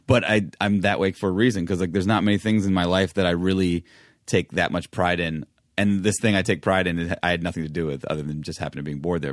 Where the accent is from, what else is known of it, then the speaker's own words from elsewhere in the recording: New York, United States; growing up in New York.